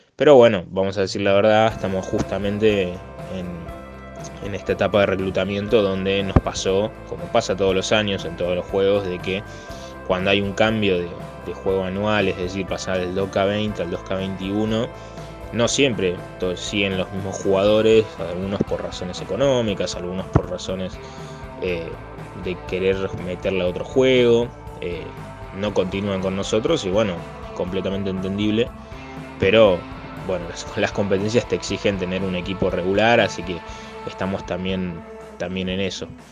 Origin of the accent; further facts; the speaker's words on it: Concordia, Entre Ríos, Argentina; soy de Concordia Entre Ríos